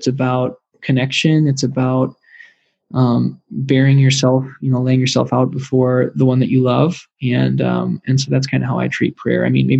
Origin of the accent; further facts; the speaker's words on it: Wisconsin, United States; now in Iowa, United States; Like, I came from Wisconsin. I live in Iowa.